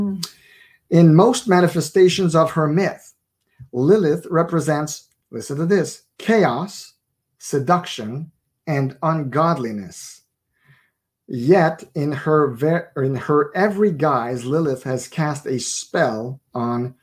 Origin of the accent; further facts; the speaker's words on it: Montreal, Quebec, Canada; I was born in Montreal, born and raised there